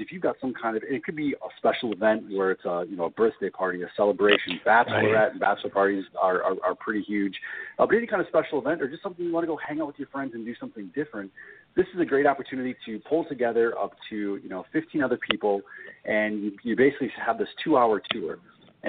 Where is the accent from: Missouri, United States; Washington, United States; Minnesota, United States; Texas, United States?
Minnesota, United States; Minneapolis; we're located in Minneapolis, Minnesota, and that's our home office and also where I've been born and raised